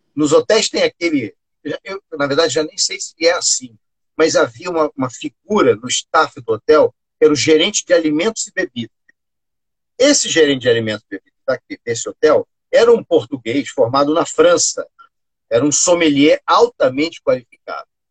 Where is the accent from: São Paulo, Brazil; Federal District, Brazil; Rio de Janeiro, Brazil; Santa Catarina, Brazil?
Rio de Janeiro, Brazil; na minha terra, na minha terra aqui no Recreio dos Bandeirantes